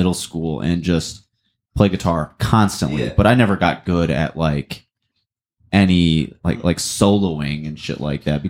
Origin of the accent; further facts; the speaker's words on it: near Flint, Michigan, United States; I grew up like near Flint